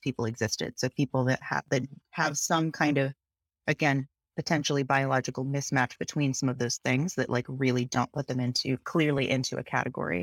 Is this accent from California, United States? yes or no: no; Seattle, Washington, United States; moved away as an adult; now in Philadelphia, United States; I grew up in Seattle